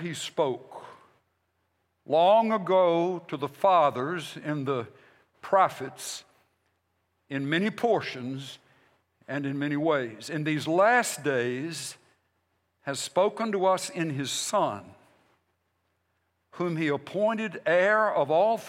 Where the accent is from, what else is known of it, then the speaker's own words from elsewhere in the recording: United States; I'm a Christian, and then I'm an American